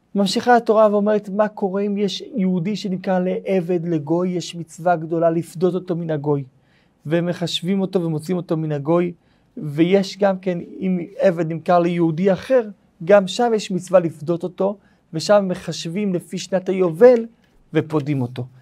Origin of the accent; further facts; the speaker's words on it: Kiryat Malakhi, Southern District, Israel; איפה שגדלתי בקריית מנחי